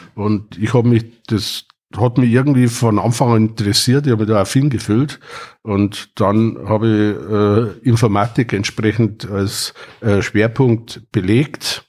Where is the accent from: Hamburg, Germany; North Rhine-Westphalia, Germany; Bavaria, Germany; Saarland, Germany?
Bavaria, Germany; Wartenberg; bin äh, geboren worden in Wartenberg, in einem alten Wartenberger Krankenhaus